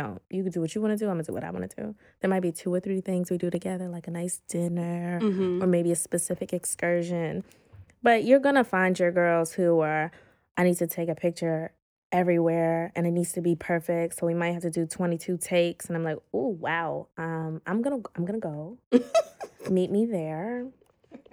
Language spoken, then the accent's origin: English; United States; being American